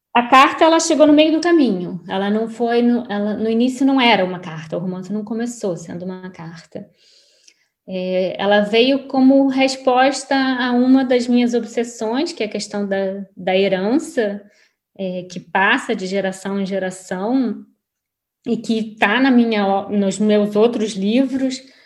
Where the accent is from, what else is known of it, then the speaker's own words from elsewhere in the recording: Brazil; now in Lisbon, Portugal; sou completamente brasileira. Inclusive, quanto mais tempo eu fico fora do Brasil, mais eu brasileira, mais brasileira eu me sinto